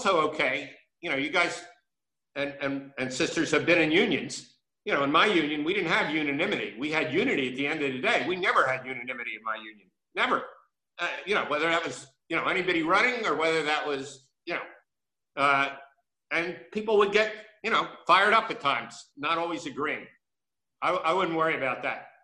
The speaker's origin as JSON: {"language": "English", "town": "Philadelphia", "region": "Pennsylvania", "country": "United States", "tie": "born or raised there", "said": "I grew up in North Philadelphia"}